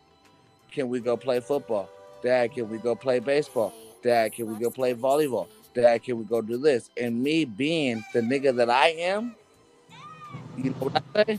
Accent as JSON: {"language": "English", "region": "California", "country": "United States", "tie": "born or raised there", "said": "I grew up in California"}